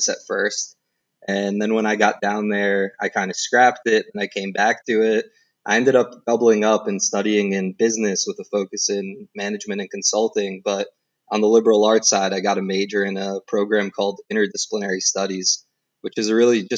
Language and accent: English; New Jersey, United States; I grew up in New Jersey. I lived in Jersey pretty much all my life up until I was 18